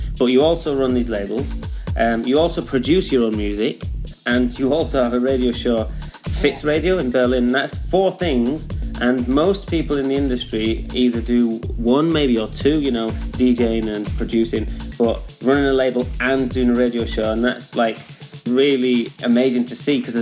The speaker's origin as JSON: {"language": "English", "region": "Yorkshire and the Humber", "country": "United Kingdom", "accent": "North England", "said": "I'm a Yorkshireman, so it's a North"}